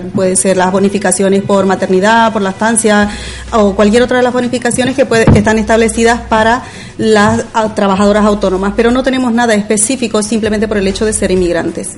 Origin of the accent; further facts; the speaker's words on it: Bolivia; moved away as an adult; also born or lived in Andalusia, Spain; now in Spain; yo soy de Bolivia originalmente, aunque llevo ya aquí afincada pues hace unos 13 años